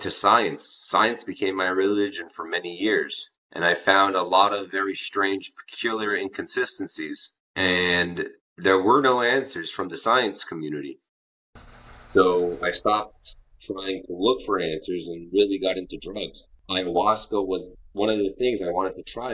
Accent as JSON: {"language": "English", "town": "New York City", "region": "New York", "country": "United States", "tie": "born or raised there", "said": "I grew up in Crown Heights"}